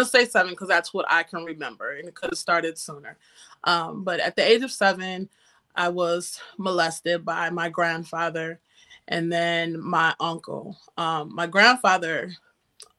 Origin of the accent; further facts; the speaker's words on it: Northeast Ohio, United States; moved away as an adult; now in North Carolina, United States; I am from Northeast Ohio, the cold area. And I have been here in North Carolina for, it'll be 8 years